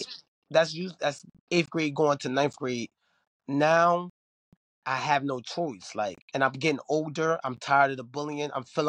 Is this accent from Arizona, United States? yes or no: no; Philadelphia, Pennsylvania, United States; They saying I'm not from here. I'm from Philly. And I'm trying to, like, fit in.